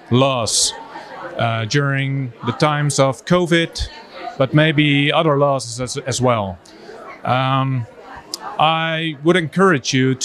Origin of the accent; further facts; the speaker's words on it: Netherlands; I'm from the Netherlands.